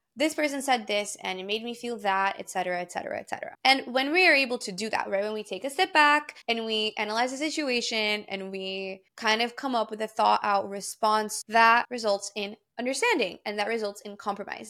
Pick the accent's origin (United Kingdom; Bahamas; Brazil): Brazil; moved away; Because I grew up in Brazil, I speak Portuguese fluently, and then I also am fluent in English and in Spanish